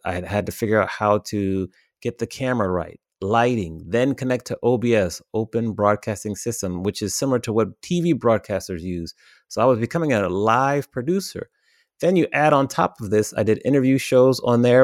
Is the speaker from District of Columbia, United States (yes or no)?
yes; Washington, District of Columbia, United States; now in Los Angeles, United States; I grew up in the Washington, D C area. I've been living in Los Angeles now for fourteen and a half years